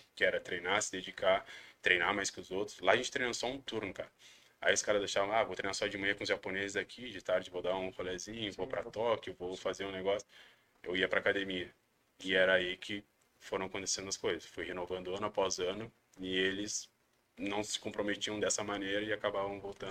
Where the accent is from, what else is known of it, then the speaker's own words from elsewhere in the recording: Brazil; moved away as an adult; also born or lived in Uruguay / Malta / Oman; now in Japan; Nós somos estrangeiros, somos brasileiros